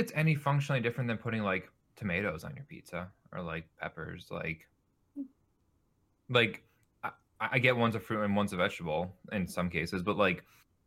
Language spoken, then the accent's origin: English; upstate New York, United States; I'm from New York